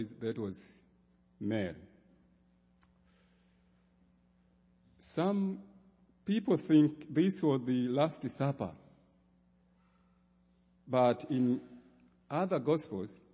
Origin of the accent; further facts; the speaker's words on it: Tanzania; I come from the Diocese of Western Tanganyika in Tanzania.